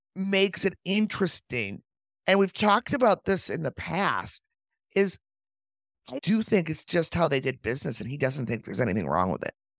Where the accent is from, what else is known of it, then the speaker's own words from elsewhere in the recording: Chicago, Illinois, United States; as a Chicagoan